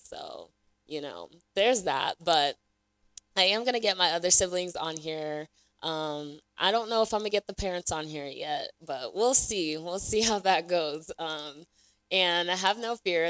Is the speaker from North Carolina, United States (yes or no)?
yes; Raleigh, North Carolina, United States; also born or lived in Lagos, Nigeria; I was born in Lagos, Nigeria, so shout out to Nigeria. you know the vibes. Um, I was raised in Raleigh, North Carolina